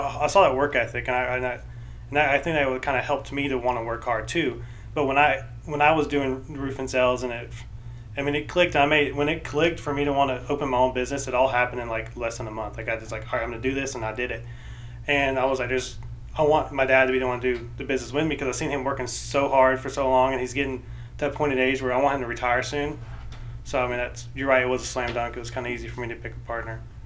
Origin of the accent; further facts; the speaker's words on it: Fayetteville, Georgia, United States; I grew up in Fayetteville